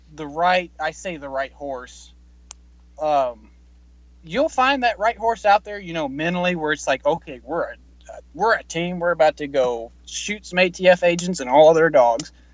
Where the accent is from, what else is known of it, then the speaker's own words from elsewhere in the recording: Mississippi, United States; moved away; I was born in Mississippi